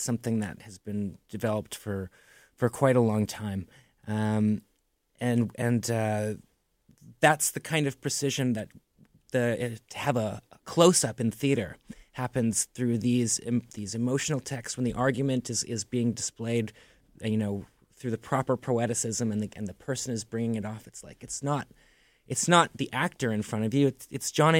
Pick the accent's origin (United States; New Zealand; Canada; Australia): Canada; Toronto, Ontario; growing up in Toronto